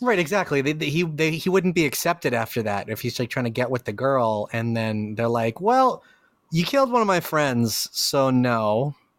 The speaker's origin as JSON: {"language": "English", "country": "Puerto Rico", "said": "Represent P R. That's me."}